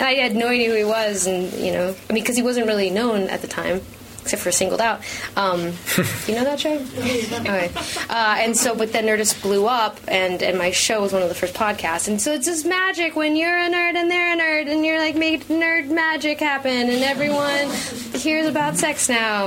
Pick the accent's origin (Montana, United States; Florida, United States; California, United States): California, United States; Los Angeles; I grew up in Hollywood